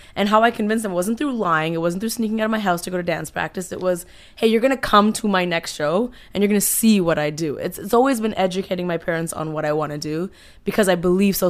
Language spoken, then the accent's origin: English; Toronto, Ontario, Canada; moved away as an adult; now in Los Angeles, United States; I was born in Toronto, Canada.